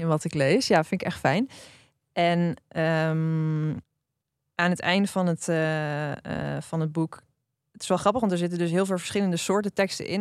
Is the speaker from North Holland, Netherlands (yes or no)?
no; Drenthe, Netherlands; ik ben opgegroeid in Drenthe